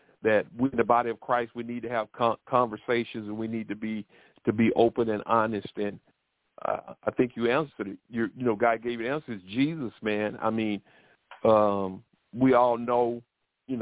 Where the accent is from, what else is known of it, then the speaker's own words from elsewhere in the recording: Troy, Alabama, United States; I grew up in Alabama, down south, near Montgomery, and it's in a city called Troy